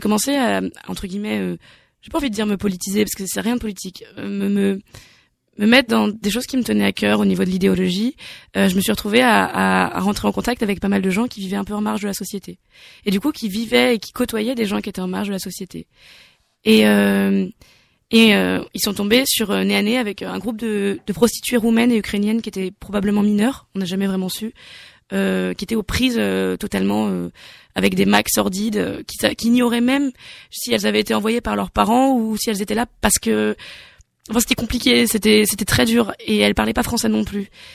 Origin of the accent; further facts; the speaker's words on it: Nantes, Pays de la Loire, France; je viens de Nantes